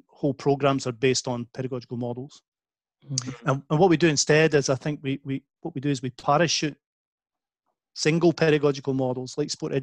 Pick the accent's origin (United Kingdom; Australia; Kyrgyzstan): United Kingdom; Scotland; when I was a kid growing up in Scotland